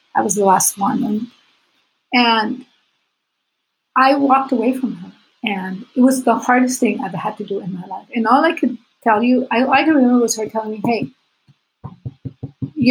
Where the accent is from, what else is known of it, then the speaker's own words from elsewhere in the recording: Puerto Rico; I was Puerto Rican